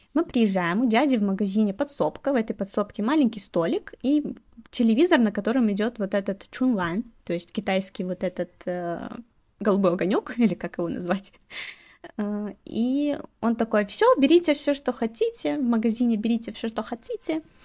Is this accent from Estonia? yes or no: no; Belarus; moved away as an adult; now in Chongqing, China; Я из Беларуси